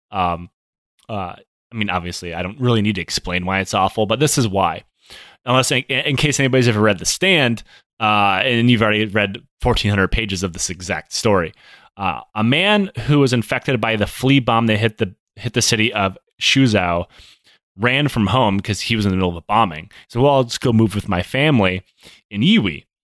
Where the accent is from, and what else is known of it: Michigan, United States; accent: Michigan